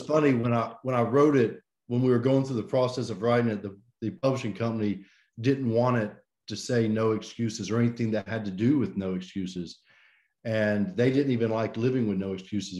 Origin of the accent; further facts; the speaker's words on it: Birmingham, Alabama, United States; I'm from Birmingham, Alabama. This is where I grew up